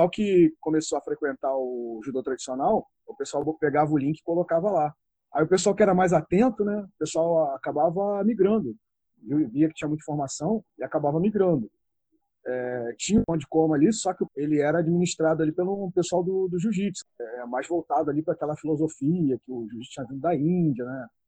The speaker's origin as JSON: {"language": "Portuguese", "area": "Região dos Lagos", "region": "Rio de Janeiro", "country": "Brazil", "said": "tenho 40 anos, sou aqui da região dos Lagos, Rio de Janeiro."}